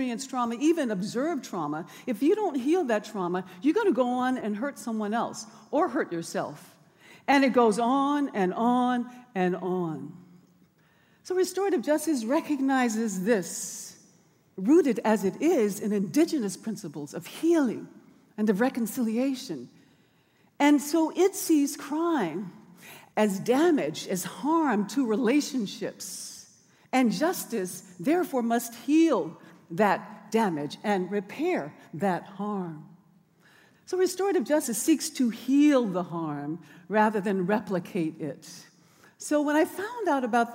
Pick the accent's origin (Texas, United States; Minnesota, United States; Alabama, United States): Alabama, United States; Birmingham; now in Oakland, United States; It was dangerous for me as a child growing up in Bombingham on Dynamite Hill because of racial violence